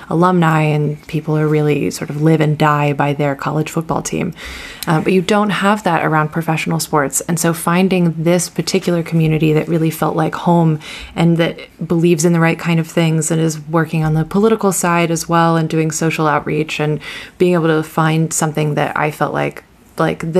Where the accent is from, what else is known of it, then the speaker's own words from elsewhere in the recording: Ohio, United States; now in New York, United States; I've lived in New York for about 10 years, so I'm just as old as the club is here. Um, but I grew up in Ohio in the Midwest. Um, I moved here after university